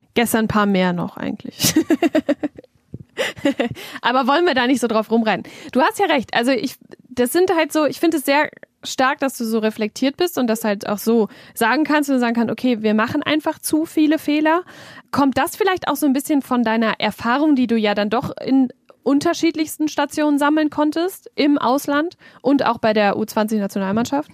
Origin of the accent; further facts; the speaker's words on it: North Rhine-Westphalia, Germany; Niederrheingewächs quasi, also hier geboren, hier aufgewachsen